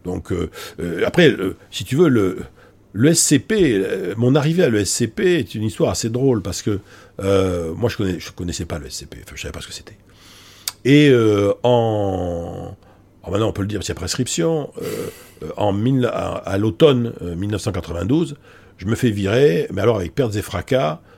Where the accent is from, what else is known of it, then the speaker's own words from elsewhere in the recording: Bordeaux, Nouvelle-Aquitaine, France; moved away as an adult; now in Paris, France; je suis donc moi d'origine je suis bordelais, hein. je suis né à Bordeaux Bordeaux, grandi. Euh, j'ai quitté Bordeaux en 1984 pour venir m'installer à Paris